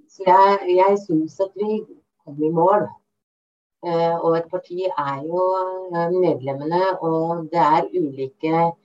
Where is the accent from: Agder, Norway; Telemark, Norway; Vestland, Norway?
Telemark, Norway; Bamble; moved away as an adult; now in Lillehammer, Norway; kom jeg tilbake til Bamble i Telemark, som jeg kommer eh, opprinnelig fra